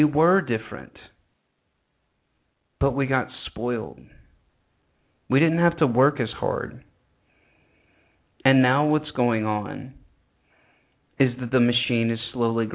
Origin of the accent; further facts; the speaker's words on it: United States; When I grew up in America